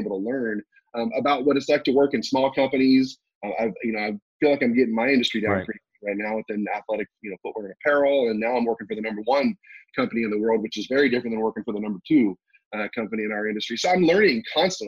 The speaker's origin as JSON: {"language": "English", "country": "United States", "also_born_or_lived": "South Korea", "said": "I'm an American."}